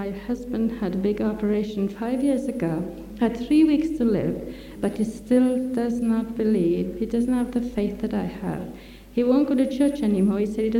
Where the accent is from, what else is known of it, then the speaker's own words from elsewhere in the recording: Welsh, Wales, United Kingdom; I hope they can understand my lingo, because I'm Welsh